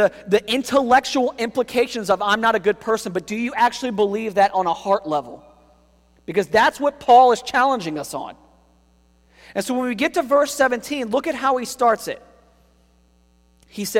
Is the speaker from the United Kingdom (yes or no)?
no; United States; Americans in particular typically have great pride for our country and our national heritage